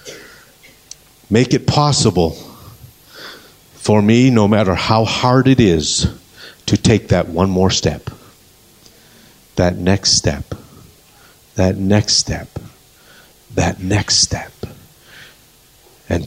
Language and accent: English; Canada; moved away; We come from Canada